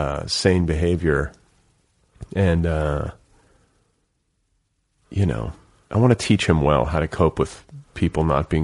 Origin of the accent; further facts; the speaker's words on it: Milwaukee, Wisconsin, United States; I came from Milwaukee and like, it was this huge, it was the sport.